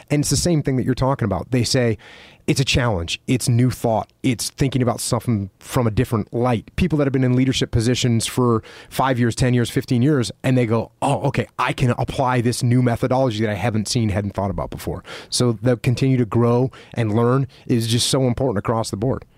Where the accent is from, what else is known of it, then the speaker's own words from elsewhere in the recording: East Coast, United States; moved away; I grew up on the East Coast listening to old school hardcore music